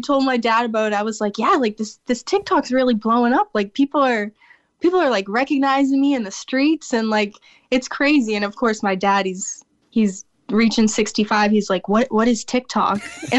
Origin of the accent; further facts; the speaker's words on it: United States; now in Cork, Ireland; we're mostly American